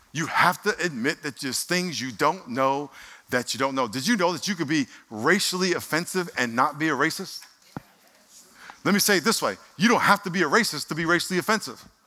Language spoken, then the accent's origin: English; Nassau County, New York, United States; now in San Diego, United States; I lived in Nassau County